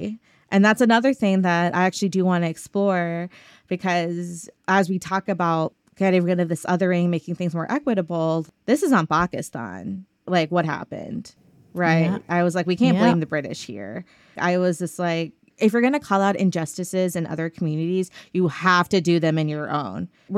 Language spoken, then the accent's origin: English; the South, United States; Obviously that's not true, but that again, like growing up in the South, being different is a challenge, right?